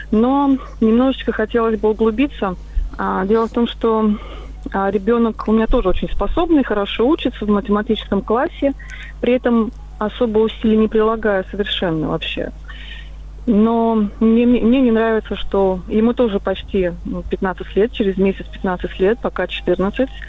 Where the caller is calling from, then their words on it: Moscow, Russia; я из Москвы.